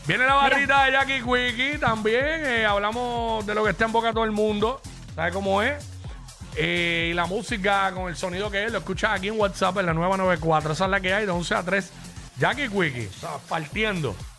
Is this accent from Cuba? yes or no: no; Cabo Rojo, Puerto Rico; Soy del suroeste, soy de Cabo Rojo, todo el mundo se conoce